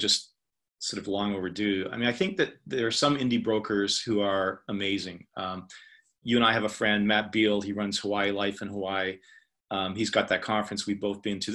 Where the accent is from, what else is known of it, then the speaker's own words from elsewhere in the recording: Canada; I'm a Canadian.